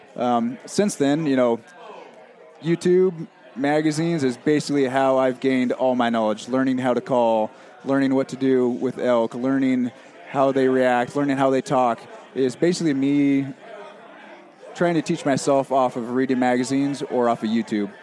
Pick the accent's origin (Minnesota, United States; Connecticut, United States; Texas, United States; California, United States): California, United States; born and raised in California